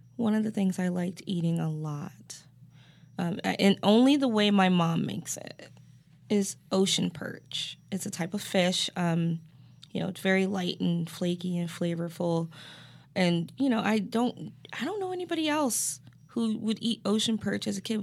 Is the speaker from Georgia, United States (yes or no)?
no; Cleveland, Ohio, United States; Cleveland, Ohio